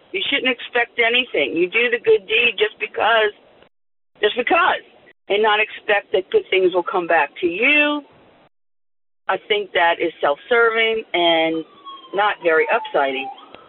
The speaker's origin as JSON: {"language": "English", "town": "New Orleans", "region": "Louisiana", "country": "United States", "accent": "New Orleans", "said": "that's my New Orleans accent."}